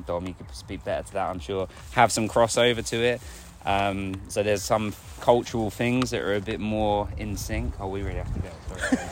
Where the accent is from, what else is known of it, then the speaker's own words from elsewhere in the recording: Hertfordshire, East of England, United Kingdom; just outside London